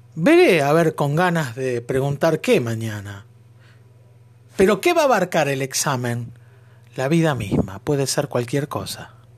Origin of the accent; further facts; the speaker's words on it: Argentina; Ser argentino, Mamadera, decimos nosotros. En nuestro nuevo lunfardo